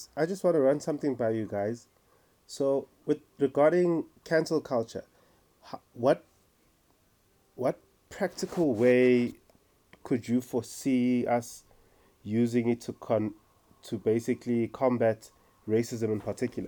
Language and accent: English; Umlazi, KwaZulu-Natal, South Africa; now in Johannesburg, South Africa; born and raised in KZN Mlazi, now living